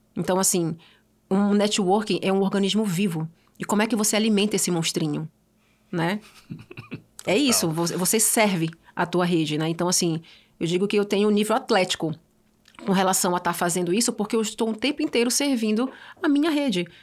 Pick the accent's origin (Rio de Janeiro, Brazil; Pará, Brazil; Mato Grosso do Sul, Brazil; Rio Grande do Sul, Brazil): Pará, Brazil; Belém; moved away as an adult; also born or lived in Switzerland; now in São Paulo, Brazil; Eu saí de Belém do Pará, eu tinha o sonho de criança de ser diplomata, morei seis anos na Suíça